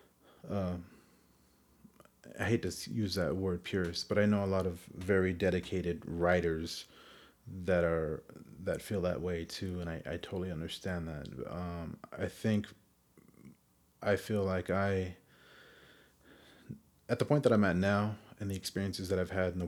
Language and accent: English; Phoenix, Arizona, United States; when I was growing up in Phoenix 20 years ago